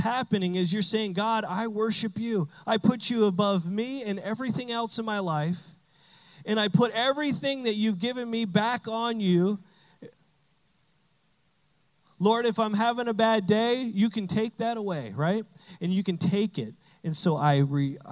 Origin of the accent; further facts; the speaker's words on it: Canada; now in United States; I'm Canadian. I say flag weird.